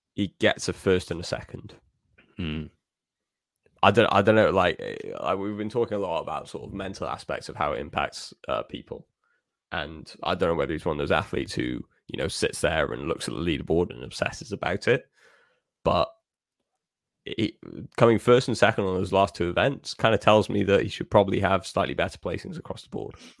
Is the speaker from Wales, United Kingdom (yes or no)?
yes; Wales, United Kingdom; as a Welshman myself